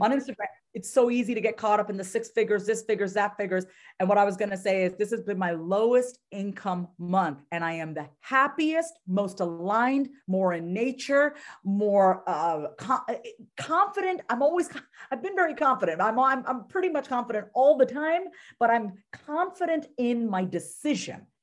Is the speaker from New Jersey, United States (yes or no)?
no; New York, United States; I'm from New York